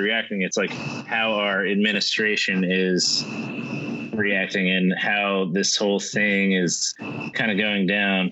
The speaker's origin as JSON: {"language": "English", "town": "Washington", "region": "District of Columbia", "country": "United States", "tie": "born or raised there", "moved": "yes", "said": "my hometown, DC"}